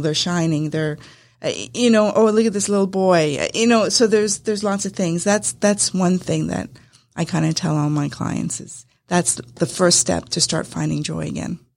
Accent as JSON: {"language": "English", "town": "Winnipeg", "region": "Manitoba", "country": "Canada", "moved": "as an adult", "lives_now": "Acworth, United States", "said": "I was uh, originally from Canada. My husband and I came from Winnipeg, Manitoba, and uh, we came down to Georgia."}